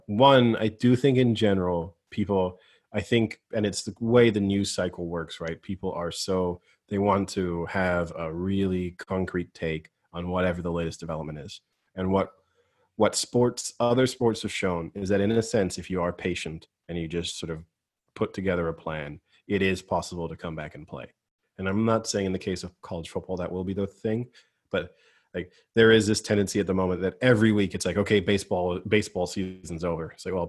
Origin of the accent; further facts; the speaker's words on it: San Francisco, California, United States; Born and raised in San Francisco, as Tim always likes to say, but somehow not American.